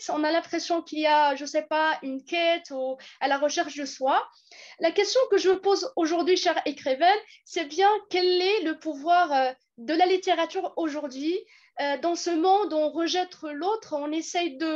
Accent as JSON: {"language": "French", "country": "Algeria", "moved": "yes", "said": "je suis étudiante en deuxième année master littérature générale et comparée. Enfin, je viens de l'Algérie."}